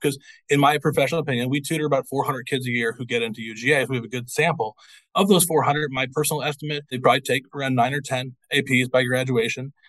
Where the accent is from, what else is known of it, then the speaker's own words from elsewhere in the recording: Missouri, United States; now in Georgia, United States; I'm not from here originally. I'm from I'm from Missouri